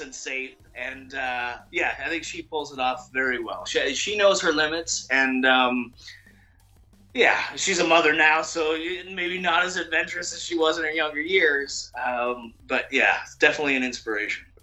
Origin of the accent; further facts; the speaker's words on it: Canada; I'm Canadian